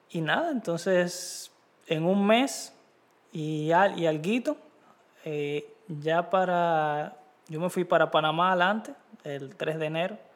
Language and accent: Spanish; Dominican Republic; soy dominicano